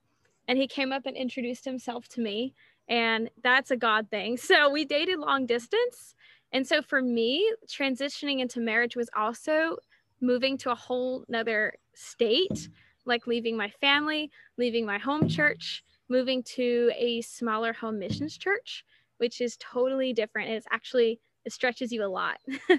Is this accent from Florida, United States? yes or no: no; Yorktown, Virginia, United States; moved away as an adult; now in North Carolina, United States; I'm from Yorktown, Virginia, like 5 hours away.